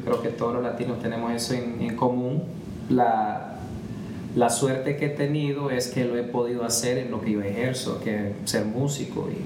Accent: Edmonton, Alberta, Canada; moved away as an adult; also born or lived in Montreal, Quebec / Calgary, Alberta; now in Vancouver, Canada; nos mudamos como a los siete años, tenía siete años cuando nos fuimos a Edmonton y ahí pues sí, me, ahí crecí

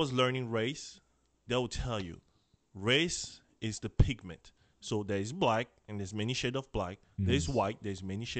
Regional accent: Ghana; born there; when I was born, where I was born in Ghana. I'm already having the nationality.

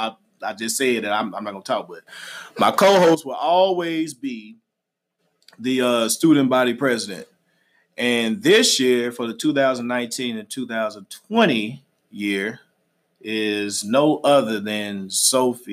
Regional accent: Little Rock, Arkansas, United States; I'm from Little Rock, Arkansas. I went to Central High School

